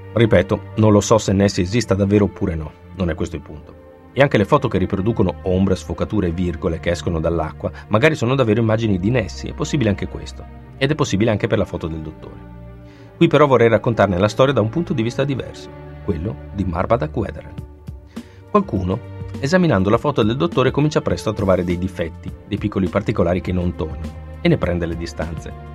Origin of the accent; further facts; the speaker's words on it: Italy; dalle nostre parti, in Italia